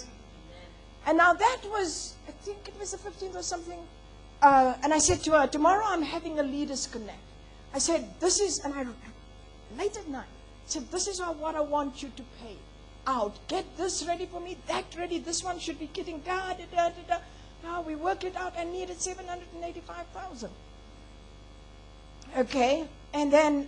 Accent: Botswana; I was born in Botswana.

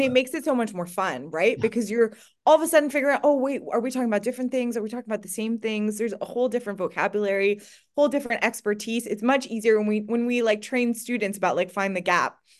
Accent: Montreal, Quebec, Canada; moved away as an adult; now in United Kingdom; I grew up in Canada. I loved being in Canada. It was a great place to go to grow up. Montreal, as a teenager

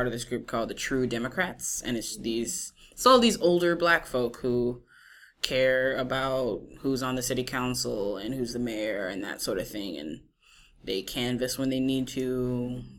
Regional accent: New Orleans, Louisiana, United States; moved away as an adult; also born or lived in Washington, D.C.; now in New York City, United States; I'm originally from Louisiana

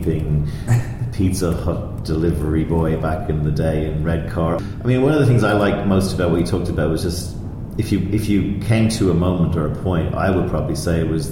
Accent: Ireland; I'm Irish

